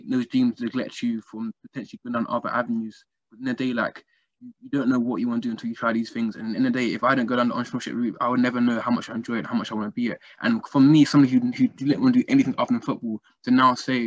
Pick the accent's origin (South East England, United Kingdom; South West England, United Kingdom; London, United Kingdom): London, United Kingdom; growing up in London